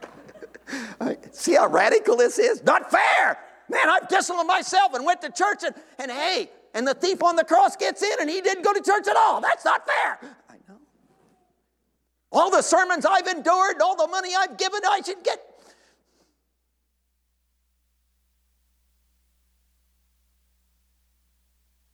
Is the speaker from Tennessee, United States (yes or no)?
yes; Tennessee, United States; I come from Tennessee